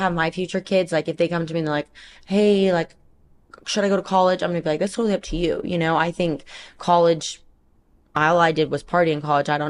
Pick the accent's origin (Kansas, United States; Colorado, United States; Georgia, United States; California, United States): California, United States; Central; moved away as an adult; also born or lived in Puerto Rico; now in Florida, United States; I'm from Central California